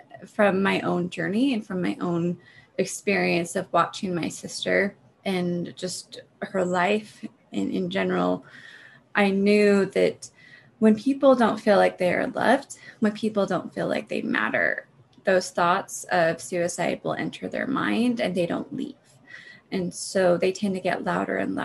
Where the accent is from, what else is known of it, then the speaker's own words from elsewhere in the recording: Utah, United States; moved away as an adult; also born or lived in Oregon / Colorado; I'm from Utah. I was born and raised here.